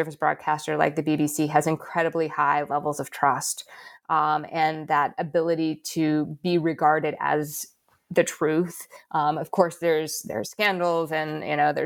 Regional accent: United States; moved away as an adult; now in Australia; I'm an American, but I've been in Australia since 2019

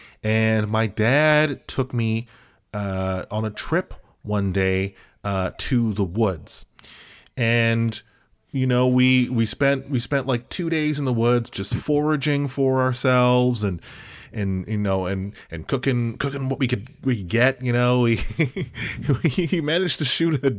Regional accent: Australia; I forgot to tell you, I grew up in Australia.

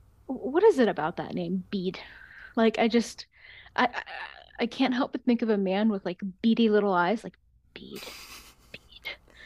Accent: United States; also born or lived in Germany; So I grew up in America. Then I moved to Germany when I was in my youth, and then I've moved back, obviously, whenever I was like about high school age.

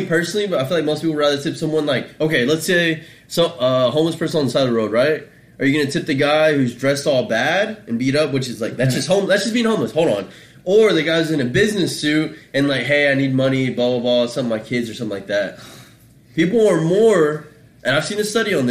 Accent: Mexico; moved away; I'm from Mexico

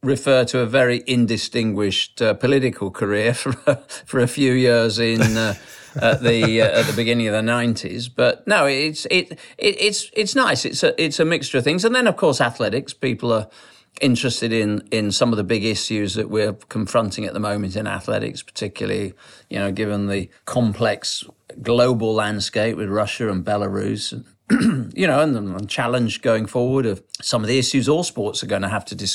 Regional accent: Sheffield, Yorkshire and the Humber, United Kingdom; I was brought up in Sheffield, the People's Republic of South Yorkshire

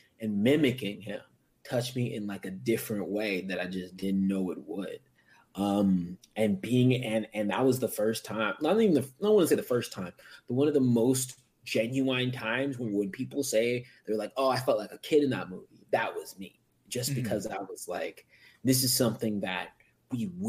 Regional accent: United States; My parents are from Africa. I'm American

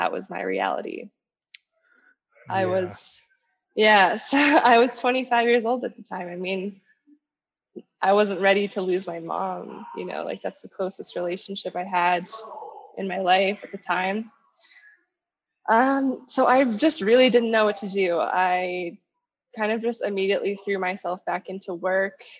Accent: Winnipeg, Manitoba, Canada; moved away as an adult; now in Colombia; I was actually born and raised in Winnipeg. Manitoba.

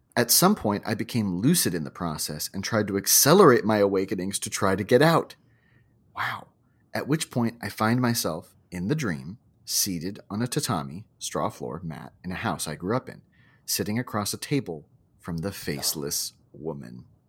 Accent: Hawaii, United States; my childhood growing up in Hawaii

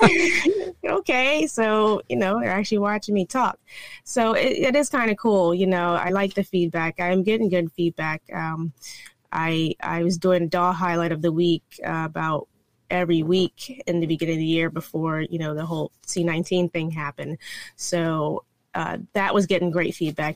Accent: North Carolina, United States; moved away; I'm actually from North Carolina

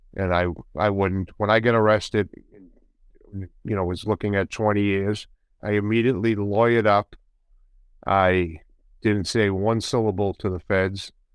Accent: Boston, Massachusetts, United States; also born or lived in Medford, Massachusetts; I was born in Boston, right out in, in the north end of Boston, and then we moved to the outskirts in a city, in a s, town city, actually, called Medford, Massachusetts

